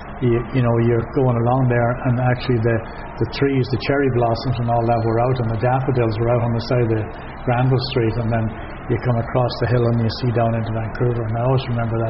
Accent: Forkhill, Northern Ireland, United Kingdom; moved away as an adult; now in Nelson, Canada; I was born and raised in Fork Hill in South Armagh.

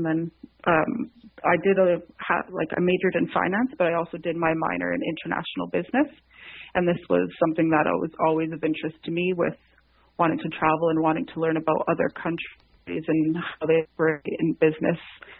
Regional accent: Montreal, Quebec, Canada; moved away as an adult; also born or lived in Liverpool; now in Ottawa, Canada; I'm participating in this year's Ottawa Rose Selection. I'm born and raised in Montreal, and I currently live in Ottawa.

